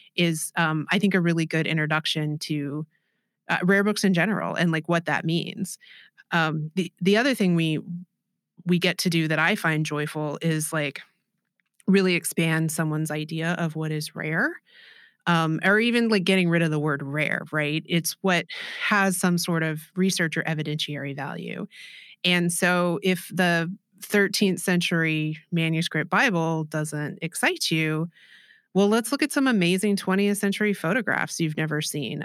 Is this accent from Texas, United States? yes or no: yes; Austin, Texas, United States; I'm from Austin, Texas.